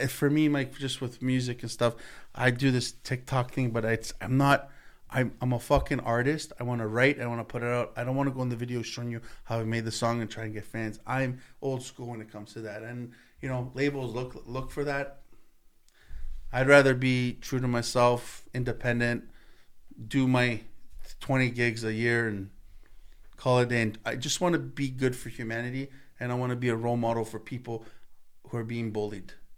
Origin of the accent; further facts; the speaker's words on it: Canada; Me, as a Canadian